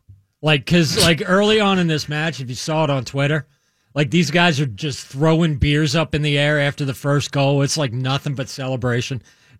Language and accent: English; United States; I'm an American.